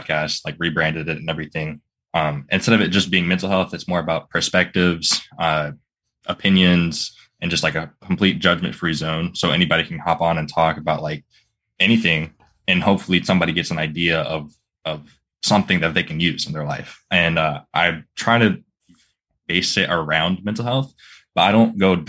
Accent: Florida, United States; also born or lived in Virginia; I live in Florida, and I've always lived in Florida my whole life

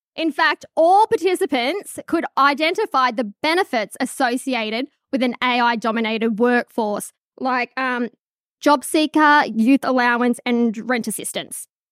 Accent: Charlestown, New South Wales, Australia; I grew up in Charlestown

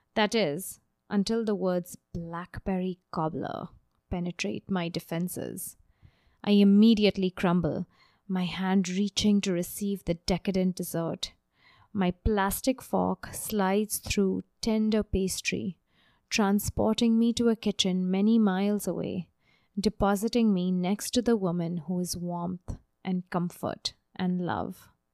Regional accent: Mumbai, Maharashtra, India; moved away; the monsoon rages in my hometown of Bombay

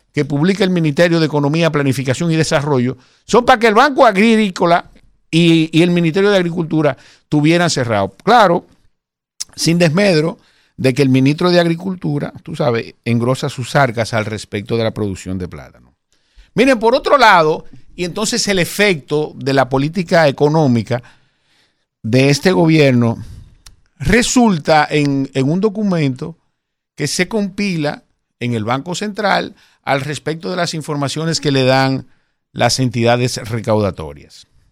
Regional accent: Santo Domingo Este, Distrito Nacional, Dominican Republic; de donde yo soy, de la circunscripción número, número 3 de Santo Domingo Este

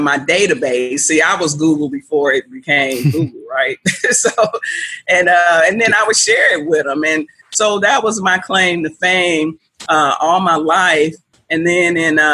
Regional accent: Chicago, Illinois, United States; living here in Chicago, growing up in Chicago as a youth

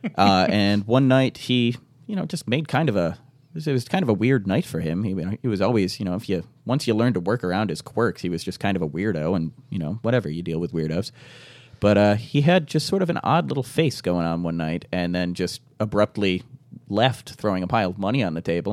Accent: Fairport, New York, United States; I grew up out in Fairport.

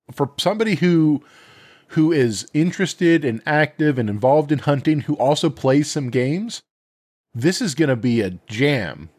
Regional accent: Montana, United States; moved away; I grew up in Montana.

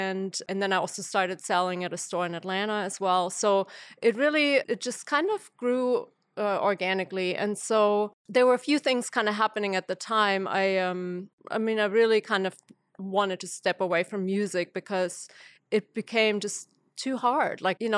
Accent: Germany; moved away as an adult; now in Athens, United States; Okay, so I came to Athens from Germany as an exchange student in the late 90s, so I'm going a little further back. And I was in school here for a year, fell in love with Athens and particularly the Athens music scene.

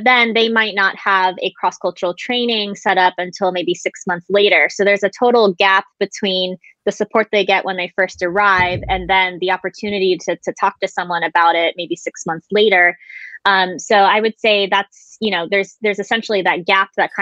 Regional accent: Florida, United States; moved away as an adult; now in Japan; I was raised primarily in Florida, but I visited Japan every single summer. And I essentially went back and forth during my grade school years

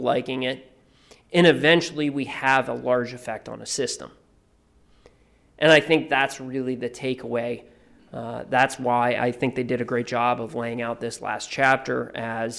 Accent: Youngstown, Ohio, United States; I'm from Youngstown, Ohio

